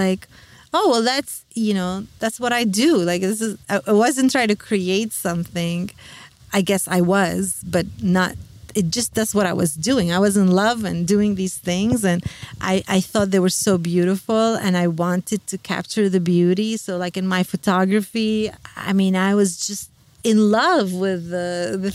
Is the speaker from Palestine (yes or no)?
yes; Palestine